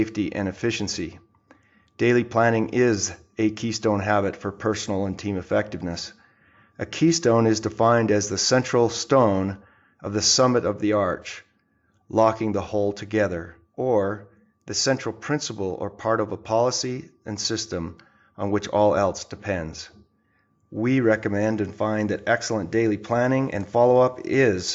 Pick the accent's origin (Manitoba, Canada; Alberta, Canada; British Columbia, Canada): Alberta, Canada; Edmonton; we were both born in Edmonton, Alberta, Canada